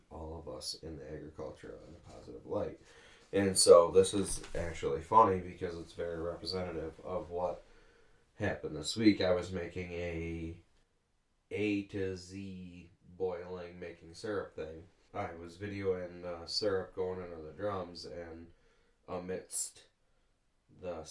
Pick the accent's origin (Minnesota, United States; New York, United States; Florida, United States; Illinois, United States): New York, United States; Western; I'm a farmer from Western New York, and we raise black Angus cattle, and we've been making syrup since 1908